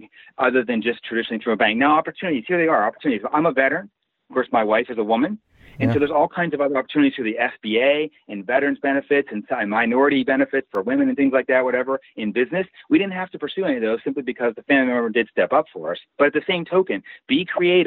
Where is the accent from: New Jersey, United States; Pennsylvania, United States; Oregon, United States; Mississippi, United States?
Pennsylvania, United States; also born or lived in Tulsa, Oklahoma; now in Morgantown, United States; I was raised in Pennsylvania